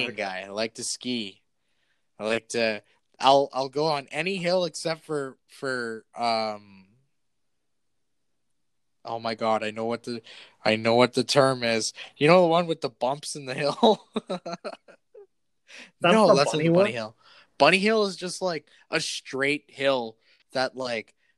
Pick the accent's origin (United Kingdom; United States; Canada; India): Canada; as a Canadian